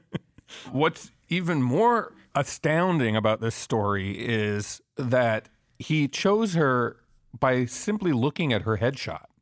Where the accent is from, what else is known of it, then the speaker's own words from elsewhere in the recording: Quebec, Canada; I'm from Quebec